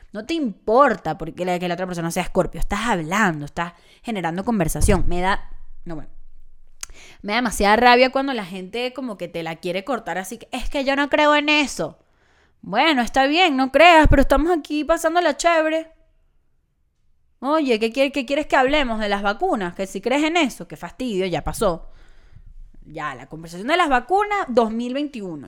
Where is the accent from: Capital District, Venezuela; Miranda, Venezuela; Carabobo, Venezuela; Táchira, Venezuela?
Capital District, Venezuela; Caracas; moved away; Caracas, mi ciudad natal